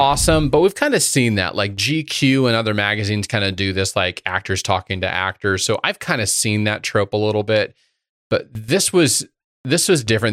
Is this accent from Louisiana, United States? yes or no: no; Indiana, United States; a kid growing up in Indiana